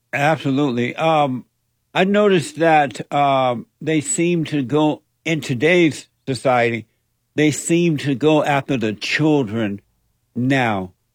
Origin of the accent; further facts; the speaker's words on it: Alabama, United States; I grew up in Alabama on a plantation under the so-called Jim Crow laws